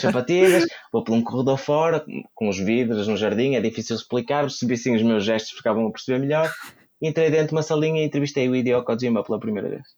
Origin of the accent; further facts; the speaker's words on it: Braga, Norte, Portugal; Eu sou de Braga